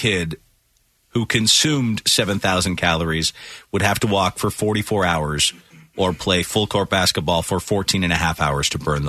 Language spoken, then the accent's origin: English; Ireland; as an Irishman